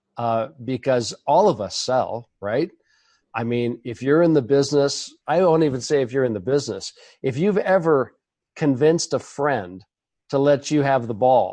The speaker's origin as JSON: {"language": "English", "town": "Portland", "region": "Oregon", "country": "United States", "tie": "born or raised there", "also_born_or_lived": "Los Angeles", "said": "I was born and raised in Portland"}